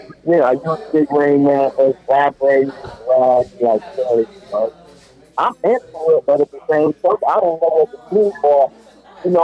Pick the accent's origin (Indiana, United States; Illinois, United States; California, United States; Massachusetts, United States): Illinois, United States; Chicago; I'm from Chicago